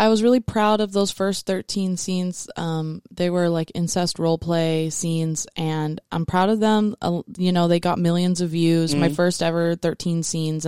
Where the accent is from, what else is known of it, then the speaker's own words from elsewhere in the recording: South Dakota, United States; I tried being like a professional dominatrix in my hometown in South Dakota